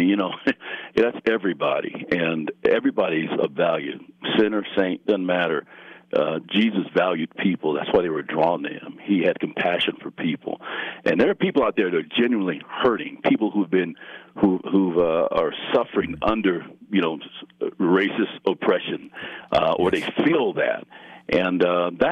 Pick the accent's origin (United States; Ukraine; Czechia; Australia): United States; Colorado Springs, Colorado; growing up here